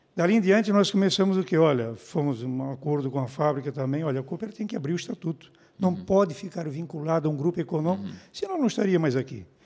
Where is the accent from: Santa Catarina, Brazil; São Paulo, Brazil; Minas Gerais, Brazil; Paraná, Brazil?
Santa Catarina, Brazil; São João Batista; moved away; eu sou um menino que vim lá de São João Batista